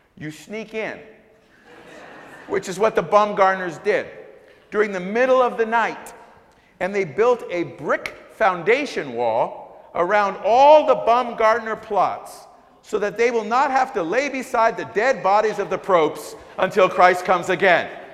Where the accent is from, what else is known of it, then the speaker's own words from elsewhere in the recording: Canada; also born or lived in Jamaica; now in United States; I was born in Jamaica, raised in Canada, and moved here